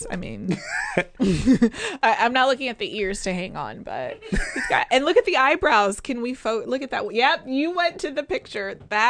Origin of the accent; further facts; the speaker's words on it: Chicago, Illinois, United States; born there; I know this is going to sound odd, but I was born in Chicago, uh-huh. and I'm a Bulls fan forever.